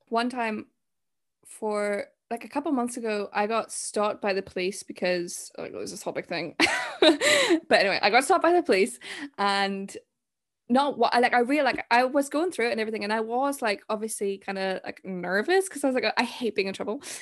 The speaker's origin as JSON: {"language": "English", "country": "Zimbabwe", "said": "I'm from Zim, and there's so much going on there"}